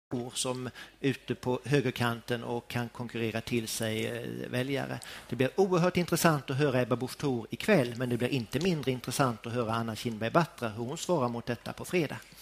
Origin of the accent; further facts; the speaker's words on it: Båstad, Skåne, Sweden; Jag är ju född och uppvuxen i Båstad av alla ställen, denna lilla idylliska ort i nordvästra Skåne